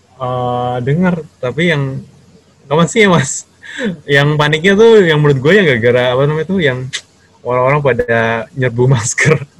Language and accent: Indonesian; Jakarta, Indonesia; moved away as an adult; also born or lived in Bandung; now in Taiwan; asli dari Jakarta